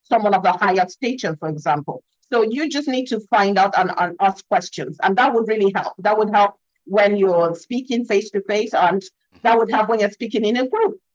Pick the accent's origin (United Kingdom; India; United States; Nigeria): Nigeria; I'm African. I'm from Nigeria. I'm based in I'm, I'm based in Lagos, Nigeria